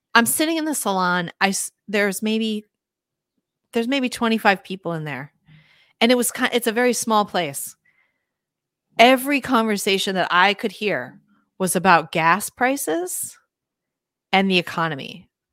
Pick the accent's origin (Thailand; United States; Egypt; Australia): United States; Minneapolis, Minnesota; I grew up in Minneapolis, in the city